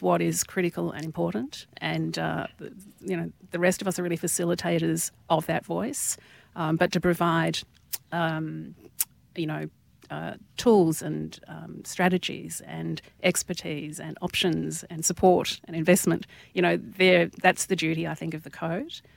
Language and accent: English; Tasmania, Australia; moved away; growing up in Tassie